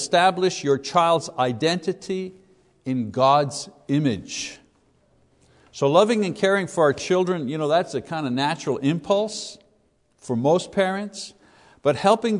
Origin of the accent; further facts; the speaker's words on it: Quebec, Canada; when I was a kid growing up in Quebec, Roman Catholic Quebec